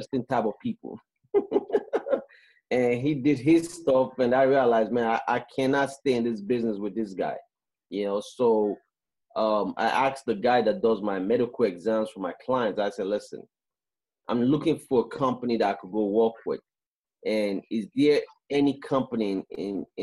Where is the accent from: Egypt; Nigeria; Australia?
Nigeria; moved away as an adult; also born or lived in Canada; now in United States; I'm from West Africa, Nigeria, and I left Africa when I was 18 years old, and I moved to Canada first